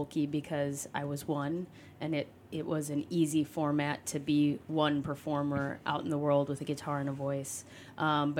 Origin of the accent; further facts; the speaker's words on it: Chicago, Illinois, United States; I was born and raised Chicago